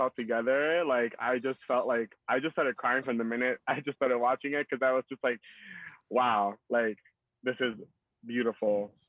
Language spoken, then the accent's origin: English; New York City, New York, United States; I'm from New York City. I grew up in New York City. My parents are Dominican. I was born and raised in Queens. I'm, you know, Latino.